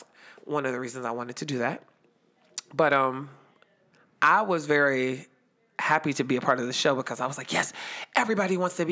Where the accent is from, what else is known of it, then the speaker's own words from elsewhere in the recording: Youngstown, Ohio, United States; I'm just from Little Yo. Oh, Youngstown, Ohio, what we call the Yo